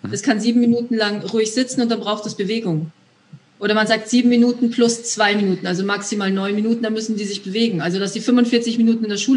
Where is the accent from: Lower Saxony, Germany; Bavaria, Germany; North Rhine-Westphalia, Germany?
Bavaria, Germany; Ja, ich komme ursprünglich aus Bayern.